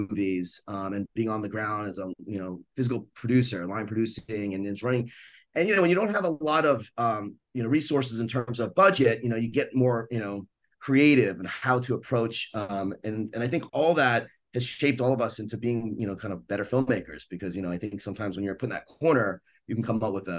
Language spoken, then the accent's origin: English; Long Island, New York, United States; moved away as an adult; also born or lived in Manhattan / Brooklyn; now in West Coast, United States; I grew up in New York, in Long Island specifically, sort of born in Manhattan, and then a little bit of Brooklyn